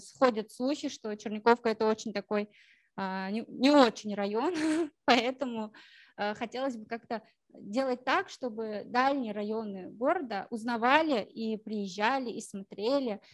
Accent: Ufa, Bashkortostan, Russia; мой родной город, ну, вот Уфа, да, я считаю его родным городом, малой родиной

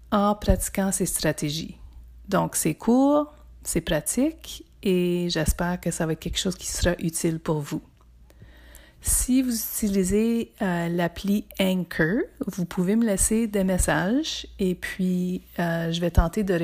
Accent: Ontario, Canada; also born or lived in Toronto / Windsor / Montreal / Ottawa; Bon, je viens du nord de l'Ontario, plus spécifiquement du Témiscamingue. J'ai habité à Toronto, à Windsor, à Montréal, à Ottawa et à Saint-Jean-Terre-Neuve.

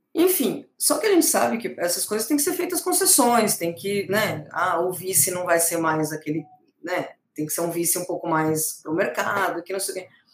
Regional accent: Brazil; moved away; sou brasileira

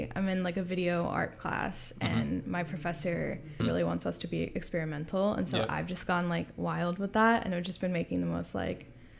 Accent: Louisiana, United States; I'm from the South. I'm from Louisiana, so like I've lived through many hurricanes

